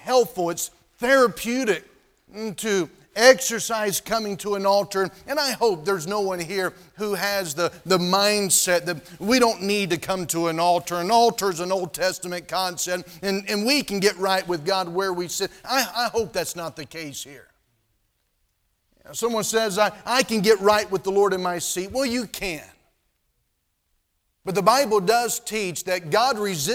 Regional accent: North Carolina, United States; moved away; where I was living, where I grew up in North Carolina

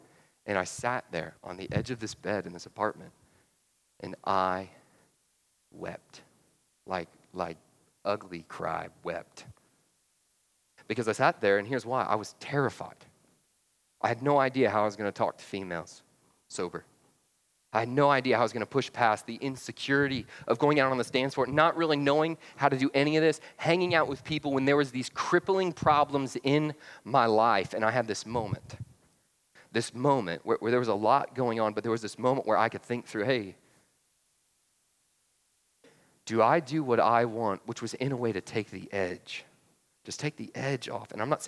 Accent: Atlanta, Georgia, United States; Yeah, well, I was from Atlanta. We didn't two-step, right?

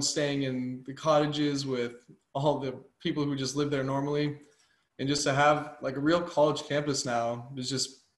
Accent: Erie, Colorado, United States; moved away as an adult; now in Surprise, United States; born and raised in Erie

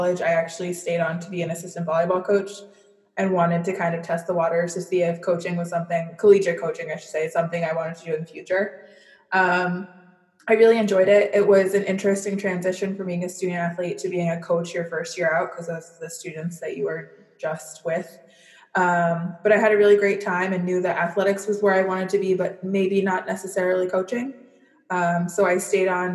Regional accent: San Diego, California, United States; moved away as an adult; now in New York, United States; I was born and raised in San Diego

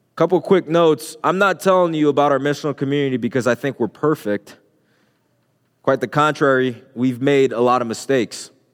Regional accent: Haiti; moved away; I can remember growing up in Haiti. Um, when I was a little boy, just walking the streets, walking from school

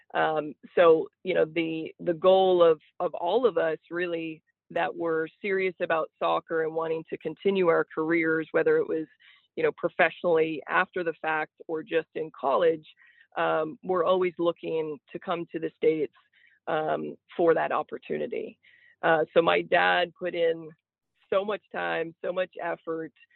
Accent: Niagara Falls, Ontario, Canada; moved away as an adult; also born or lived in Alabama / Charleston, Illinois; me growing up in southern ontario uh, the niagara falls area

